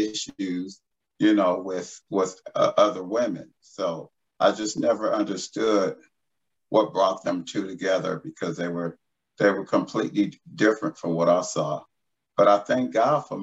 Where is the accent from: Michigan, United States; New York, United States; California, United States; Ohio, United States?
California, United States; Los Angeles; I'm an LA native. I was born and raised in Los Angeles